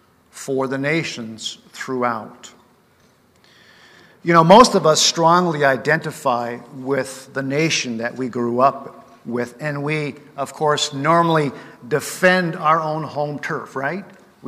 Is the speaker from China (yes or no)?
no; Japan; now in Canada; my parents both were born and raised in British Columbia, but they took me to Japan as missionaries, so I grew up as a missionary kid in another culture as a missionary kid.